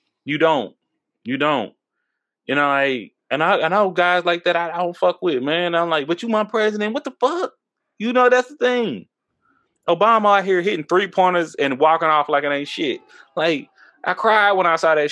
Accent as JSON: {"language": "English", "region": "Texas", "country": "United States", "said": "I'm from Texas"}